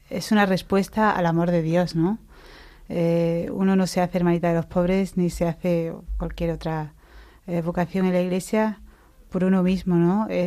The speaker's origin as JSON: {"language": "Spanish", "town": "Mancha Real", "region": "Andalusia", "country": "Spain", "tie": "born or raised there", "moved": "yes", "said": "vengo de una familia cristiana, em, pero mi, mi, fe se despertó pues en mi parroquia, en mi pueblo."}